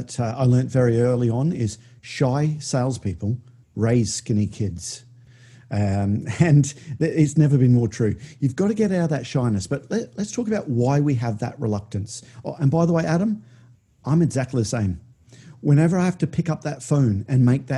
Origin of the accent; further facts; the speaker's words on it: Australia; moved away as an adult; also born or lived in High Wycombe, England; now in United Kingdom; I grew up in Australia.